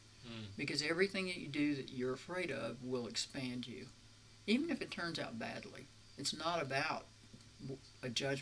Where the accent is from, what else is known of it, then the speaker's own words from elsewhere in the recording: the South, United States; And I grew up in the South in the 50s.